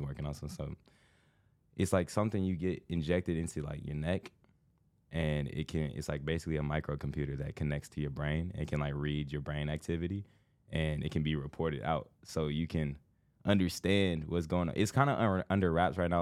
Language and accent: English; Indiana, United States; moved away as an adult; now in Los Angeles, United States; I grew up the first, like, thirteen years of my life was, like, a small town